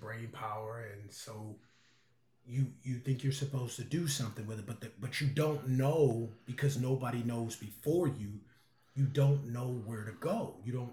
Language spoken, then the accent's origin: English; Chicago, Illinois, United States; growing up in Chicago and the Chicago suburbs